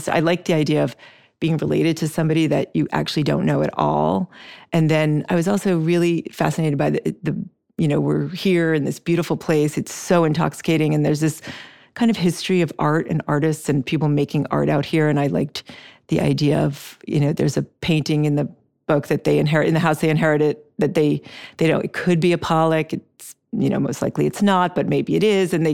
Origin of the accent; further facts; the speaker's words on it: Switzerland; moved away as an adult; also born or lived in Brazil; we lived in Brazil when I was young, and then I grew up in Switzerland, and then I came to the states to go to college